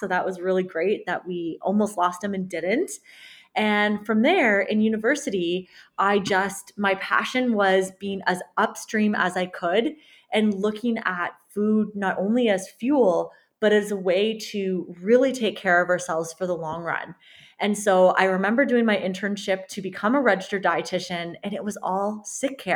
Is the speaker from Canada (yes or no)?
yes; Canada; I'm a Canadian registered dietitian and sports nutritionist